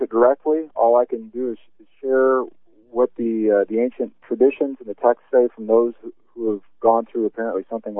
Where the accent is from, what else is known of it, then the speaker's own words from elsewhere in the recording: Kansas City, Missouri, United States; moved away; also born or lived in Independence, Missouri; where I was born